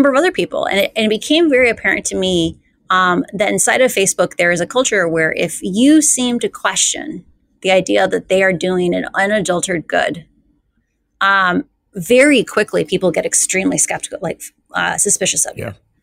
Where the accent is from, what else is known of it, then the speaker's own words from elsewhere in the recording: Iowa, United States; I grew up in Iowa